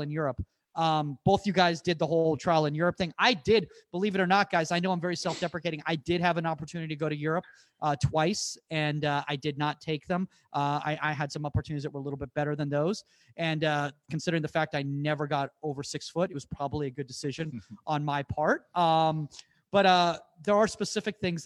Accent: United States; growing up in the United States

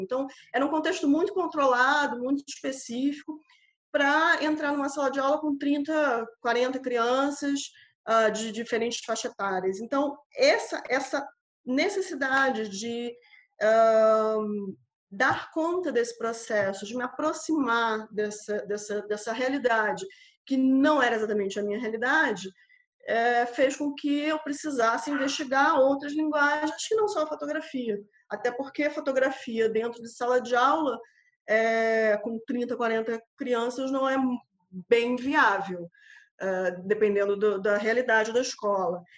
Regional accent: Rio de Janeiro, Brazil; moved away as an adult; also born or lived in Macapá, Amapá, Brazil; now in Coimbra, Portugal; nasci no Rio de Janeiro, por, porém me mudei para o extremo norte do país, para Macapá, e onde morei por uh, ah, 10 anos

